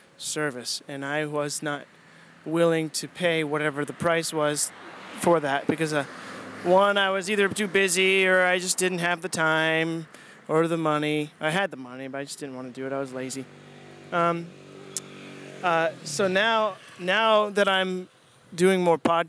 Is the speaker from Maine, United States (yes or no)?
yes; Maine, United States; I'm from Maine